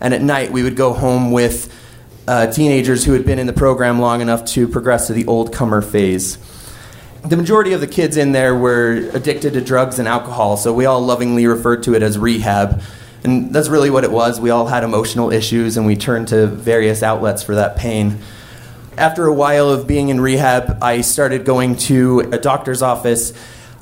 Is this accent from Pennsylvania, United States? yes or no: no; Wyoming, United States; my hometown in Wyoming